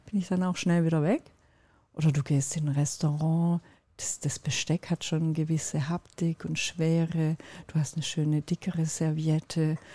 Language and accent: German; Turkey; Ich bin Türkin und mein Mann ist Finne